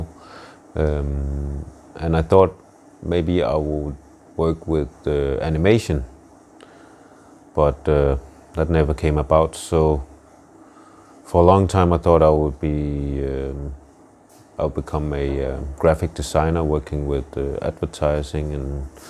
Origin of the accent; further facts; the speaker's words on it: Denmark; I'm half Nigerian, half Danish, and born and raised in Denmark.